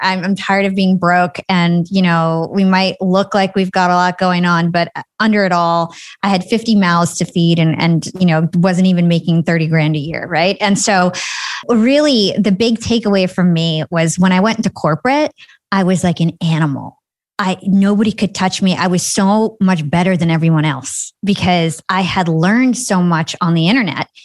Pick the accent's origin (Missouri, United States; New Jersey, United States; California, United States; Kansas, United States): New Jersey, United States; So I am from New Jersey. I'm Palestinian. I grew up in, like, a middle-class town